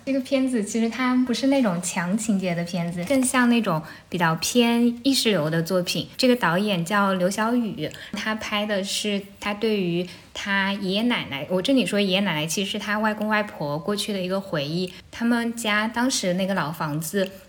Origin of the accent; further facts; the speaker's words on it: Shucheng, Anhui, China; first language Shucheng dialect (Jianghuai Mandarin); Chinese is a second language; moved away as an adult; now in Beijing, China; 我家是安徽陆安、苏城，然后苏城这个地方呢，就是离合肥很近，可能车程也就一个多小时，这两地的方言是非常接近的